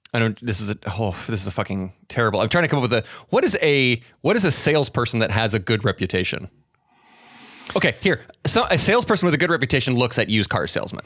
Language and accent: English; Pacific Northwest, United States; I'm from the Pacific Northwest